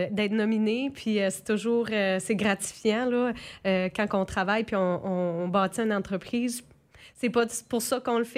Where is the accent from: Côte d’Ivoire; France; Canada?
Canada; Saint-Quentin, New Brunswick; also born or lived in Quebec City; je viens de la ville euh, de Saint-Quentin, fait que j'ai grandi ici, puis je suis partie étudier en physiothérapie à, l'Université Laval à Québec. Puis j'ai travaillé là-bas de 2013 à mars 2017.